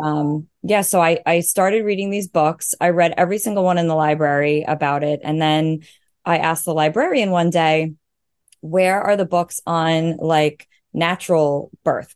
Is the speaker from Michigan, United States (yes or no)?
no; Long Island, New York, United States; I'm from Long Island, New York